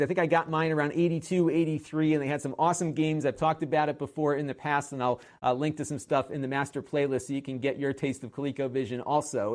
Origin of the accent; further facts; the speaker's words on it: Connecticut, United States; my home state of Connecticut